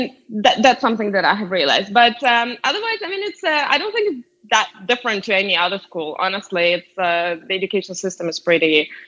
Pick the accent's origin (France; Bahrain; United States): France; now in London, United Kingdom; And I also have this mix of general culture between being from Eastern Europe and also having grown up in France and now living in London.